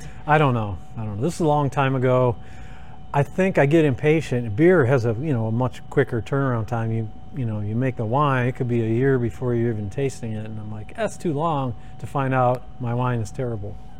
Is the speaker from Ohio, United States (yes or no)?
yes; Sandusky, Ohio, United States; It's my hometown